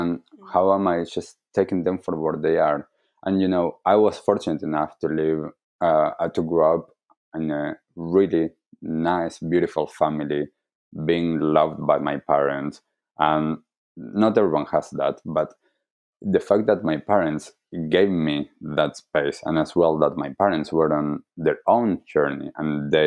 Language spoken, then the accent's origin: English; Argentina; I grew up in Argentina